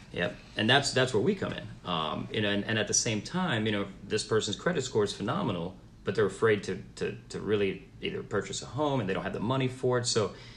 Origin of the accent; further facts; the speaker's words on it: Miami, Florida, United States; moved away as an adult; now in Charlotte, United States; I'm originally from Miami, Florida, uh, first generation American